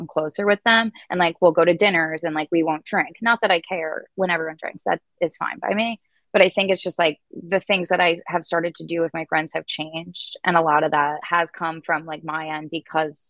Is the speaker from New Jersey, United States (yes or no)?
yes; New Jersey, United States; where I grew up at home in New Jersey, the entire county